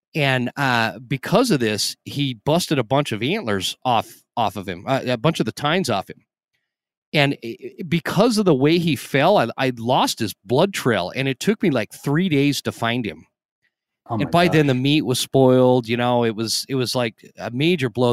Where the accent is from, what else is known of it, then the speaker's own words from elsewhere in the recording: Idaho, Utah, United States; I grew up in Utah in Idaho